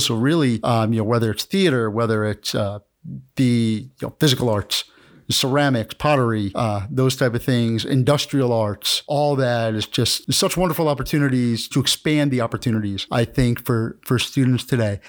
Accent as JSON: {"language": "English", "region": "New York area", "country": "United States", "said": "I'm from, I'm from New, the New York area"}